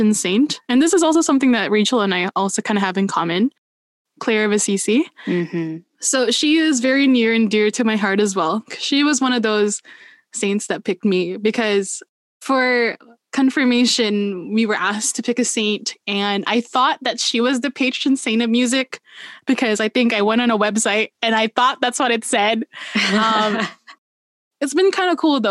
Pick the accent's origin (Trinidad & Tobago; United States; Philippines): Philippines; moved away; growing up, I was raised in the Philippines